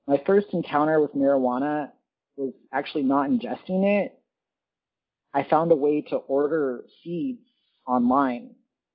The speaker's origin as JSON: {"language": "English", "region": "Central Florida", "country": "United States", "tie": "born or raised there", "said": "I grew up in Central Florida"}